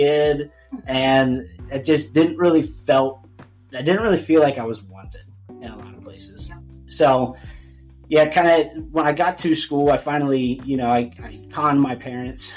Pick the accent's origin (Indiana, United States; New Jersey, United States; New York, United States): Indiana, United States; Lawrenceburg; I grew up down in Cincinnati, well, just outside of Cincinnati in Lawrenceburg, Indiana, little town down there